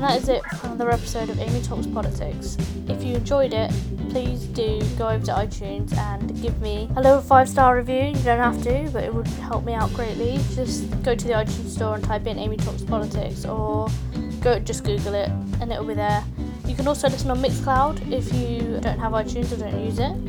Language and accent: English; United Kingdom; we as British people